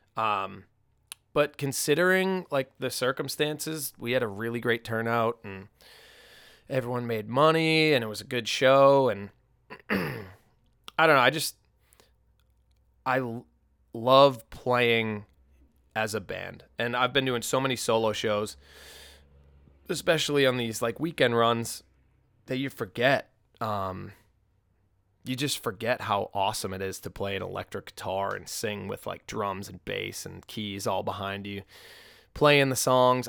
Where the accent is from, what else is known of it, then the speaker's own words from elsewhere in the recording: Peabody, Massachusetts, United States; moved away; I grew up in Peabody